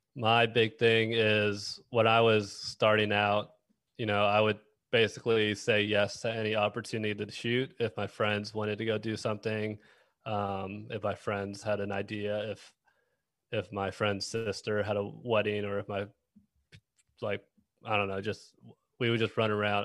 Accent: Dallas, Texas, United States; moved away; also born or lived in Kansas City; I'm from Dallas

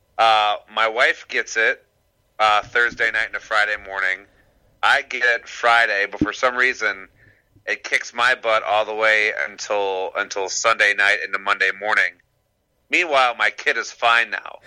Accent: Warren, Michigan, United States; Warren, Warren, Michigan

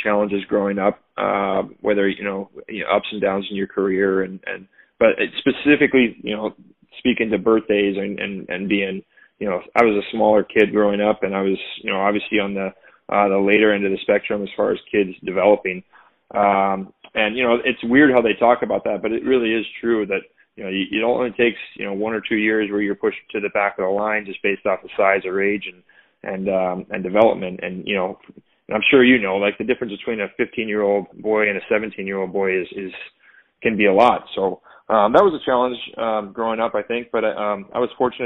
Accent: California, United States; now in Boston, United States; I'm originally from California, but I live out in Boston now.

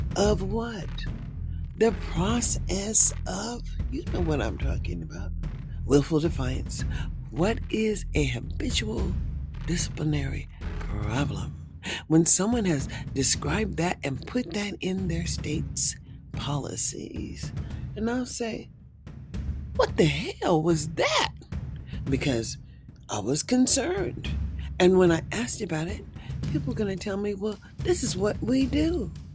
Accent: United States; as an American, as an African American who is a senior citizen, and I am a citizen

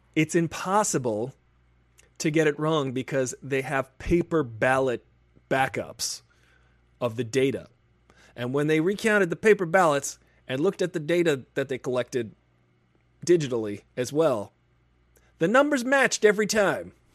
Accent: Bay Shore, New York, United States; moved away as an adult; now in Los Angeles, United States; I'm from New York

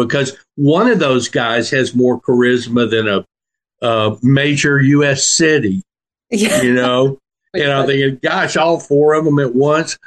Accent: La Porte, Texas, United States; also born or lived in Houston, Texas / Austin, Texas; now in Buda, United States; I was born in Houston, Texas, and I grew up in a little town called La Porte. It's between Houston and Galveston on the Galveston

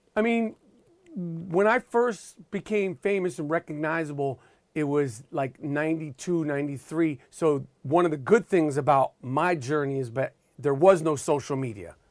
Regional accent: New York City, New York, United States; the way I grew up in New York City

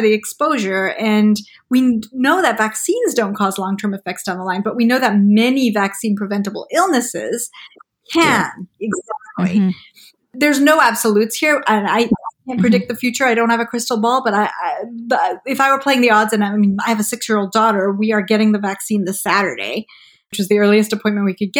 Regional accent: Malawi; I grew up in Malawi in Central Africa and we didn't have, you know, huge access to vaccines.

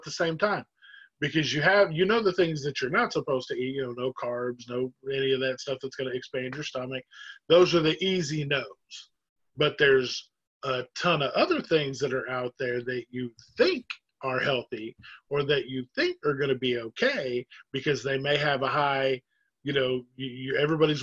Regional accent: Oklahoma, United States; now in Jacksonville, United States; I'm from Oklahoma originally, even though I live in Jacksonville now

